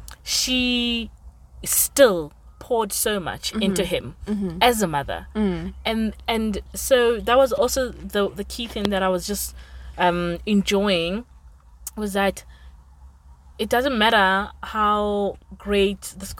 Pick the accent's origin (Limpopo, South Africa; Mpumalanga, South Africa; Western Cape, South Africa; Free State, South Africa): Limpopo, South Africa; I grew up in Limpopo, for like villagey, small town